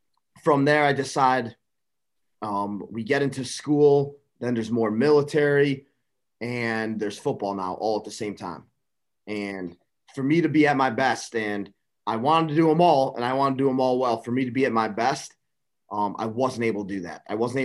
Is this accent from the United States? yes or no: yes; Buffalo Grove, Illinois, United States; I grew up in Buffalo Grove, Illinois, which is a suburb of Chicago. If you want to call it that, it's about 35 minutes northwest of Chicago.